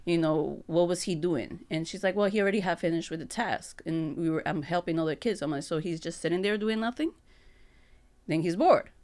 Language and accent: English; New York, United States; moved away as an adult; now in Holyoke, United States; I come from New York, so I was an educator over there in the private school.